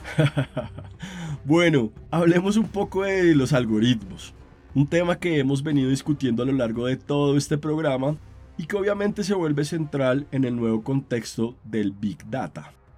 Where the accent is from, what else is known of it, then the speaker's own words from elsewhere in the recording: Colombia; mi país, Colombia